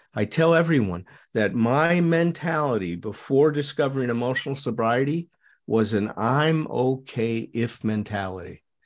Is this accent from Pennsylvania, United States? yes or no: no; Chicago, Illinois, United States; I grew up in Chicago.